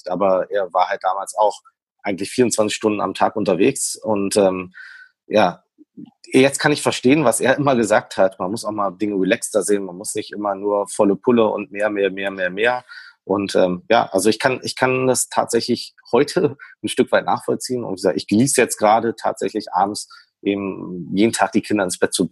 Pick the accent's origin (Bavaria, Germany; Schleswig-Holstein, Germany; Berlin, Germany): Berlin, Germany; born there; ich komme ja gebürtig aus Berlin, ähm, da ist alles Plattenbau und Co.